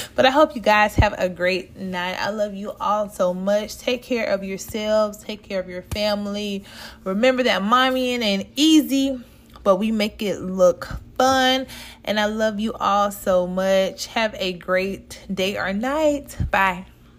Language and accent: English; the South, Southern United States, United States; from down south